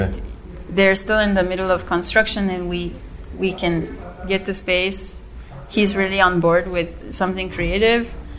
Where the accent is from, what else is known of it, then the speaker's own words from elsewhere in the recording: South Korea; also born or lived in United States; now in Yucatan, Mexico; I grew up in Korea. I'm like fully Korean